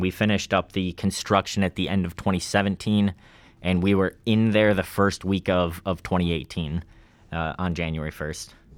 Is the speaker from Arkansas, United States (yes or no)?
no; Ladysmith, Wisconsin, United States; I'm from Lady Smith, Wisconsin. It's about an hour fifteen or so north of Eau Claire